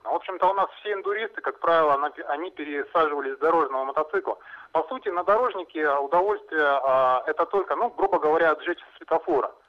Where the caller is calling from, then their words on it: Novosibirsk, Novosibirsk Oblast, Russia; Да, доб добрый день … это город Новосибирск.